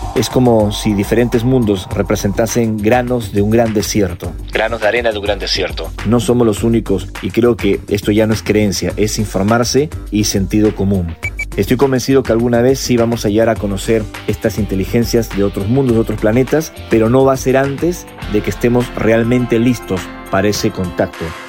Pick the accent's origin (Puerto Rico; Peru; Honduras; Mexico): Peru; mi país en Perú en el verano de 1988